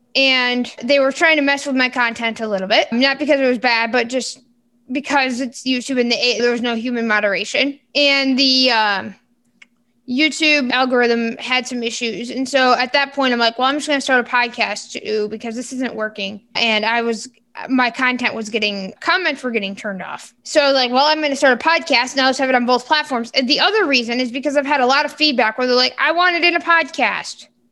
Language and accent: English; Michigan, United States; I am from Michigan